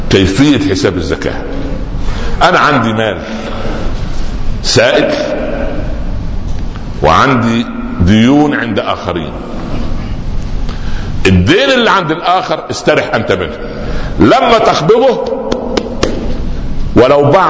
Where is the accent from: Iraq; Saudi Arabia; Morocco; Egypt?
Egypt; Upper Egypt; كان عندنا في الصعيد الحرمه تضع تحت خمارها شيء زي المثلث